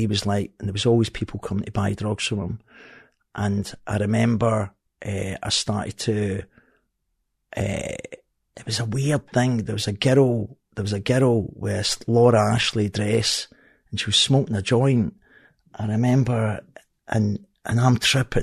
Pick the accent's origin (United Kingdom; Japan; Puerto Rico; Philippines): United Kingdom; Glasgow, Scotland; now in Helensburgh, United Kingdom; I'm from Partick. I says, from Partick, but I stay in Helensburgh